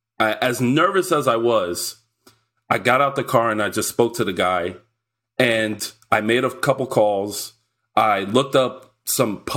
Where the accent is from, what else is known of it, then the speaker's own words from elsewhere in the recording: New York, United States; I'm a New Yorker